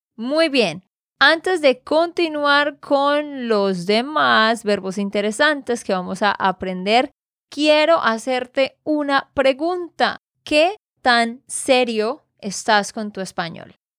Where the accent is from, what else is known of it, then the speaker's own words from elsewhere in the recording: Santander, Colombia; de Santander, Colombia